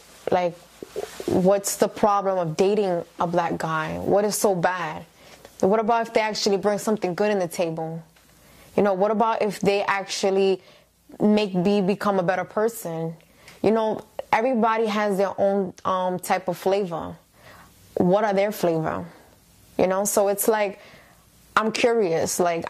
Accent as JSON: {"language": "English", "country": "United States", "tie": "born or raised there", "said": "I grew up here in America"}